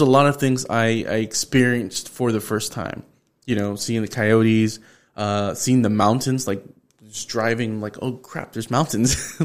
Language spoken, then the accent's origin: English; Houston, Texas, United States; I'm from the North Side